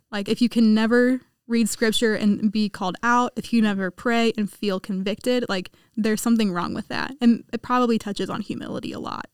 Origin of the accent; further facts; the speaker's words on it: Kansas, United States; I'm from Kansas